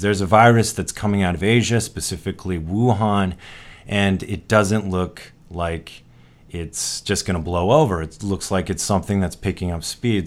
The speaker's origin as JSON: {"language": "English", "country": "United States", "said": "as an American"}